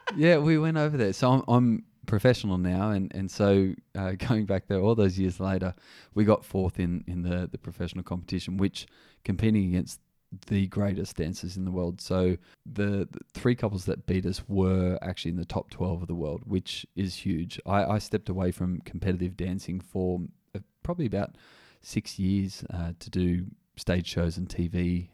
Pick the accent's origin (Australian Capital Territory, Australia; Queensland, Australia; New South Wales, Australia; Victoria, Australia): New South Wales, Australia; Wagga Wagga; Growing up in Wagga Wagga, I wasn't really exposed to much diversity